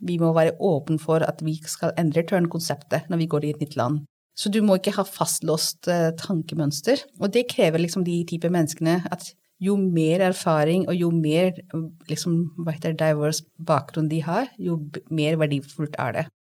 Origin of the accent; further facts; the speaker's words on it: Delhi, India; Norwegian is a second language; moved away as an adult; now in Norway; Jeg er født og oppvokst i India, i Delhi.